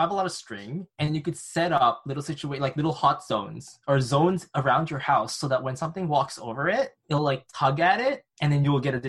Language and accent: English; Canada; I come from Canada.